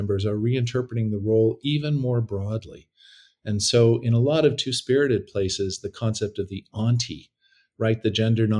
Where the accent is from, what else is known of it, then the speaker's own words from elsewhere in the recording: Canada; moved away as an adult; also born or lived in Toronto; now in San Francisco, United States; I'm Canadian.